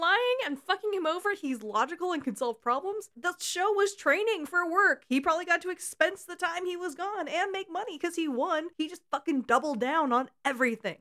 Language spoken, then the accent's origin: English; California, United States; We're both from California and have different accents somehow.